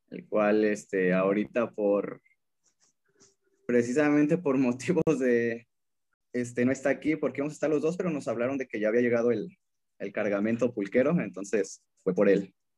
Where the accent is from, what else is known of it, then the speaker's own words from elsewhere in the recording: State of Mexico, Mexico; yo nací en el Estado de México. y eh, prácticamente, este, pues la edad que yo tengo, que son 26 años, prácticamente es lo que vivimos como familia o que vivieron también mi, mamá y mi hermano en, el Estado de México